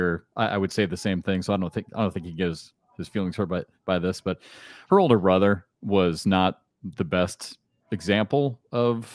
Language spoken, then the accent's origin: English; Iowa City, Iowa, United States; I grew up in Iowa City, so I grew up in the same place